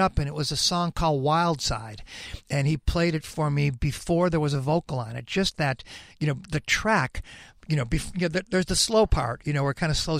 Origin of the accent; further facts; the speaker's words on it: Chicago, Illinois, United States; moved away as an adult; now in Los Angeles, United States; I love Chicago, man. That's my hometown, yeah. You know. But I've officially been in Los Angeles longer than I lived in Chicago, so I guess I'm a West Coast guy, but I'm always a Chicago guy